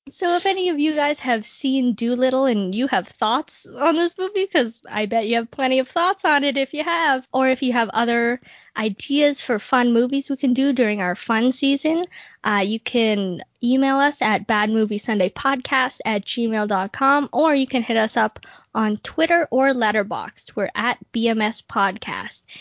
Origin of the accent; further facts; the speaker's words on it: Wales, United Kingdom; I'd say this offended me as a Welshman